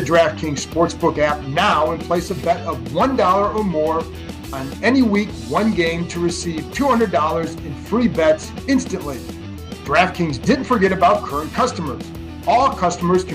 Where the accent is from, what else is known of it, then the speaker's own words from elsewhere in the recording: Cleveland, Ohio, United States; I grew up in Cleveland